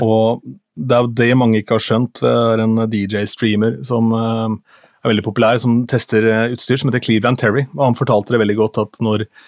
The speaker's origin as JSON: {"language": "Norwegian", "town": "Askim", "region": "Østfold", "country": "Norway", "said": "hjemme i Askim, der jeg kommer fra"}